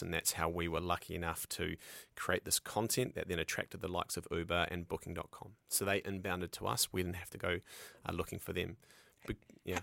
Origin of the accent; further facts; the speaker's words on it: New Zealand; moved away as an adult; now in United States; I'm a Kiwi